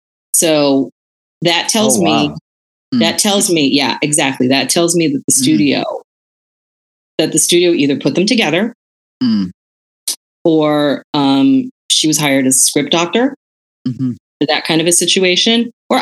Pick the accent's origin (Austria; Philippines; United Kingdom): Philippines; It was just part of being Filipino, you know?